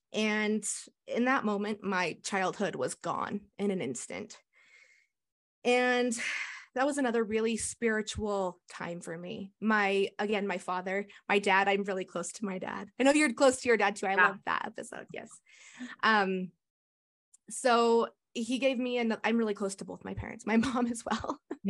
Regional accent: Cottonwood Heights, Utah, United States; I grew up in Cottonwood Heights, Utah. And that's where I live now. We're in Cottonwood Heights.

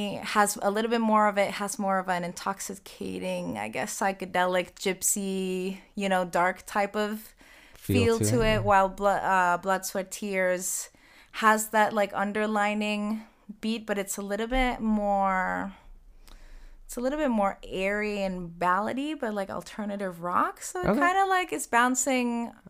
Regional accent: Northeast, United States; now in Nashville, United States; Yeah, so we're all from the Northeast.

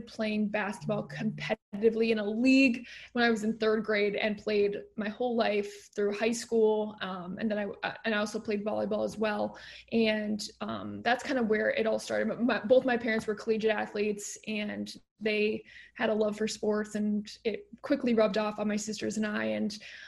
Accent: Stamford, Connecticut, United States; I am from Stamford originally, born and raised, grew up there, went through high school

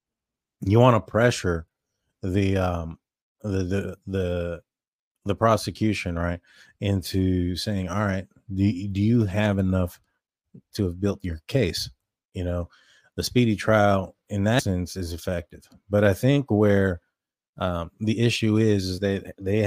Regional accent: Texas, United States; We're from Texas

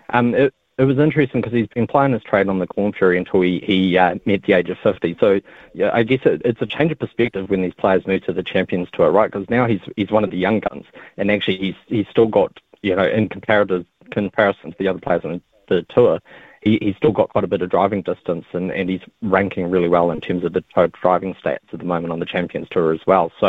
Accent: Dubai, United Arab Emirates; I grew up in Dubai and I, I had the opportunity when I was there to, that's really where I fell in love with golf

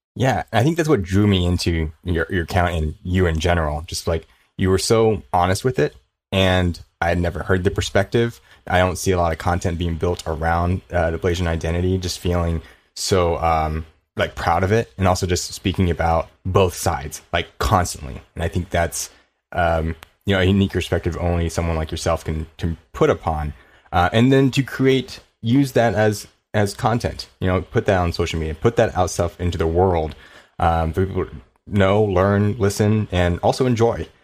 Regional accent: Ontario, California, United States; also born or lived in Koreatown, Los Angeles; I'm in the K Town now, but I grew up in, uh, Inland Empire

